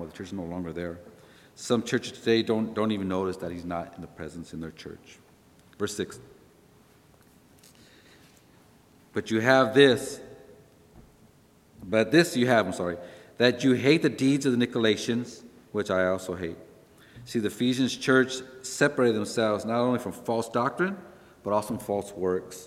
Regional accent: California, United States; we're from California

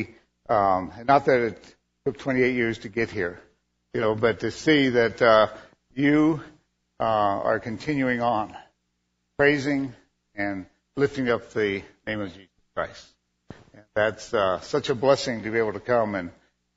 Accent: Reno, Nevada, United States; also born or lived in Fallon, Nevada; I was born and raised in Reno

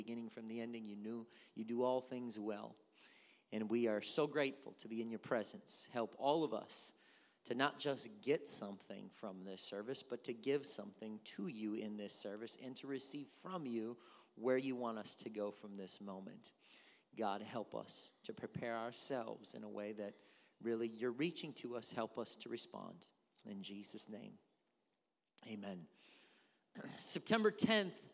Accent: United States; I am an American

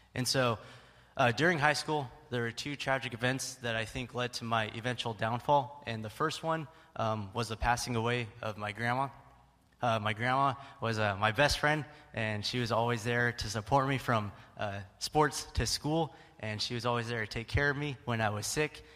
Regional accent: Stockton, California, United States; I was born and raised in Stockton, and also born and raised right here in First Baptist Church

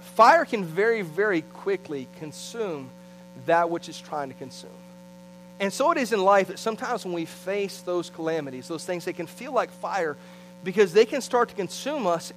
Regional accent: St. Petersburg-Clearwater area, Gulf Coast, Florida, United States; I grew up on the Gulf Coast in the St. Pete Clearwater area

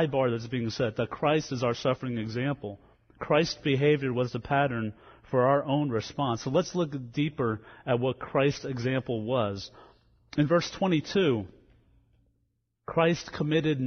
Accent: New Jersey, United States; moved away; also born or lived in Louisiana; I grew up in New Jersey before I went to Louisiana.

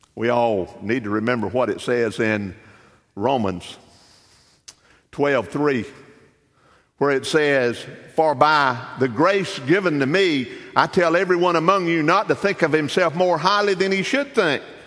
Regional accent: Darlington County, Lake Swamp, South Carolina, United States; I grew up in Darlington County, grew up in the country, grew up in a little community called Lake Swamp.

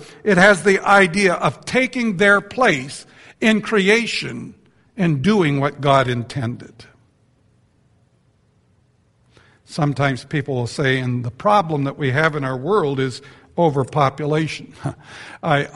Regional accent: Canada; I'm from Canada.

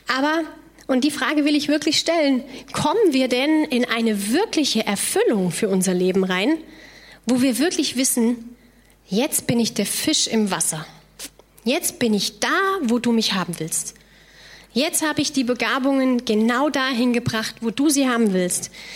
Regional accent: near the Loreley, Rhineland-Palatinate, Germany; Ich komme ursprünglich aus dem Rheinland

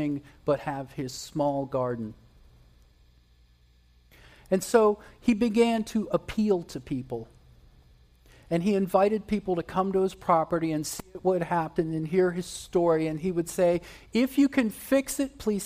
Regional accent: West Virginia, United States; I spent a good bit of time growing up in West Virginia

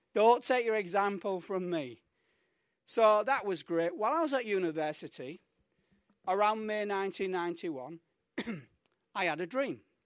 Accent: United Kingdom; moved away as an adult; also born or lived in Mallorca; now in Colombia; as we say in the U K

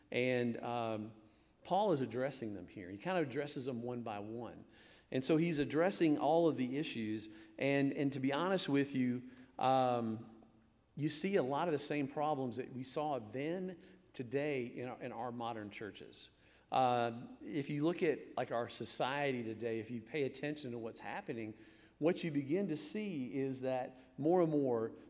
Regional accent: Michigan, United States; moved away; I was born in Michigan.

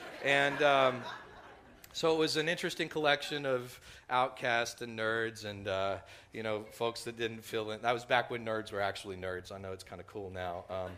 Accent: Texas, United States; growing up in West Texas, I didn't catch the accent the way that many other people did.

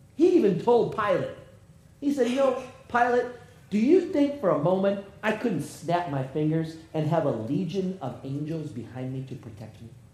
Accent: United States; I'm an American

